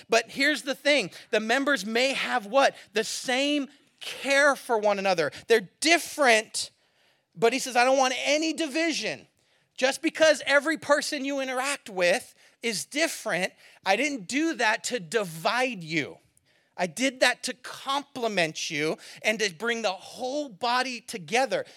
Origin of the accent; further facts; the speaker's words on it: California, United States; moved away; I'm from California, so we have more droughts